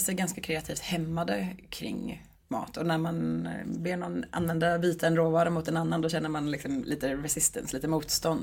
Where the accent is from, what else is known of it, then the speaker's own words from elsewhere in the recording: Stockholm, Stockholm County, Sweden; moved away as an adult; also born or lived in Sundsvall; now in Gothenburg, Sweden; jag är från Stockholm från början